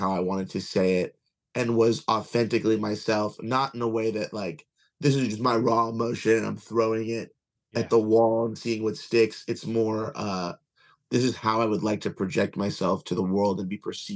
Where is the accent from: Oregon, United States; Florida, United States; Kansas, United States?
Florida, United States; Kissimmee; also born or lived in Long Island, New York; I'm originally from Long Island, but I grew up in Kissimmee.